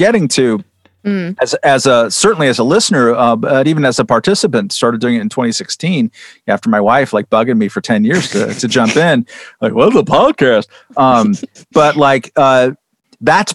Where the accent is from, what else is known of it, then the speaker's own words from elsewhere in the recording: California, United States; I'm from California.